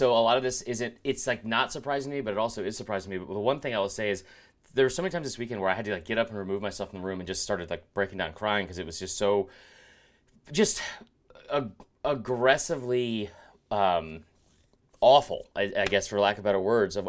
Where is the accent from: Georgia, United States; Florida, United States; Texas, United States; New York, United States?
Georgia, United States; Stone Mountain; Like, I did grow up in a neighborhood where I was the only white kid in the neighborhood, and I love growing up in Stone Mountain.